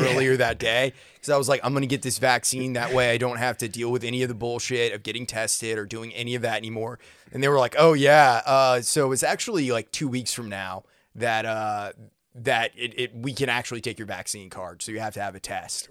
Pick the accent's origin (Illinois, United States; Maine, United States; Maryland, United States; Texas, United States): Maine, United States; now in Nashville, United States; I grew up in Maine